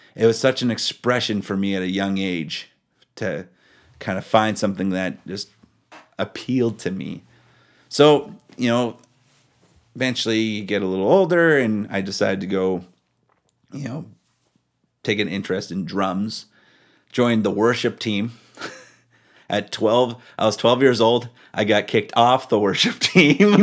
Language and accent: English; Powell River, British Columbia, Canada; also born or lived in Alaska; I grew up in a small town called Powell River.